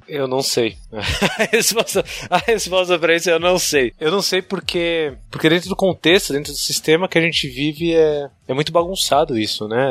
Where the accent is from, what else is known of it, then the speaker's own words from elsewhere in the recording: São Paulo, Brazil; eu morava, crescendo no Tucuruvi.